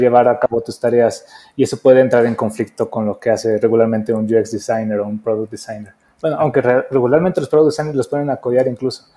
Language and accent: Spanish; Mexico; also born or lived in Mexico City; soy un diseñador mexicano, estoy viviendo ahorita en Ciudad de México